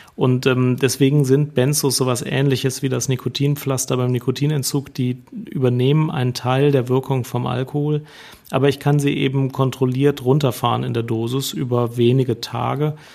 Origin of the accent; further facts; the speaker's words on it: Germany; bei uns in Deutschland